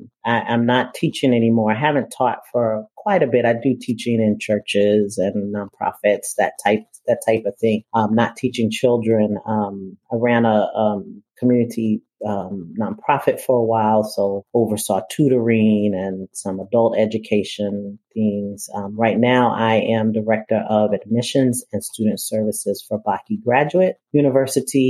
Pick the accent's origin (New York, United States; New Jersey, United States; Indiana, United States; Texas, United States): New York, United States; New York City; I'm from Brooklyn, New York. And I think it's important for me to state that I was born and still